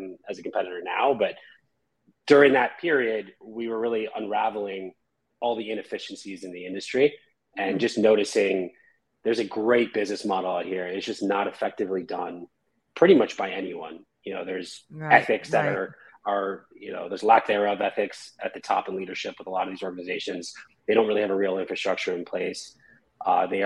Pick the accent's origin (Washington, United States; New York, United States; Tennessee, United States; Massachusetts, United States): New York, United States; the Catskills, upstate; moved away as an adult; now in Los Angeles, United States; So I'm from the Catskills in a small town in New York. Moved out to LA about 12 years ago.